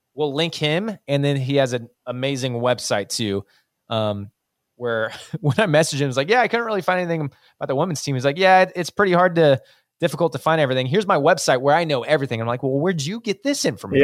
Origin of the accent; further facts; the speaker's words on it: United States; an American, like we are